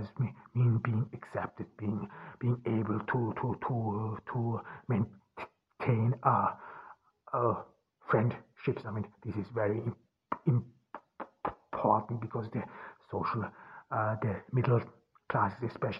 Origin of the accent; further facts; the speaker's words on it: Austria; also born or lived in Ordu, Turkey; I grew up in Austria, in rural Austria, on the countryside